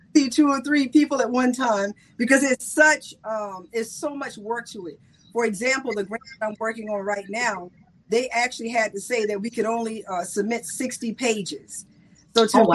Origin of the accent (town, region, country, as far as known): South Carolina, United States